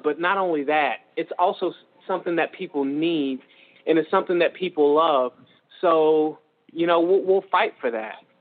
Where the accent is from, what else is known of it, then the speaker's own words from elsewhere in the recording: Georgia, United States; moved away; I'm from Georgia